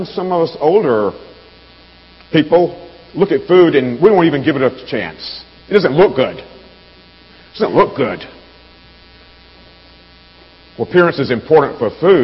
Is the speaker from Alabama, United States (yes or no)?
yes; Alabama, United States; now in Chicago, United States; I grew up down south in Alabama